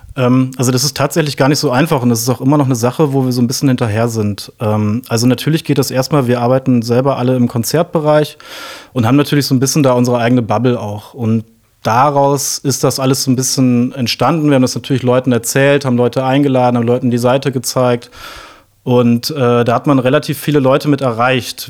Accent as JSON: {"language": "German", "town": "Osnabrück", "region": "Lower Saxony", "country": "Germany", "tie": "born or raised there", "said": "ich bin in Osnabrück aufgewachsen tatsächlich, beziehungsweise zunächst mal im Umland von Osnabrück, also ein richtiges Dorfkind"}